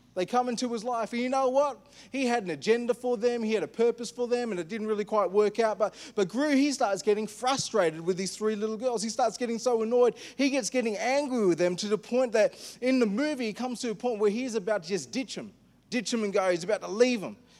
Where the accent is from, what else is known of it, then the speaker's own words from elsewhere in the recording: India; I'm an Indian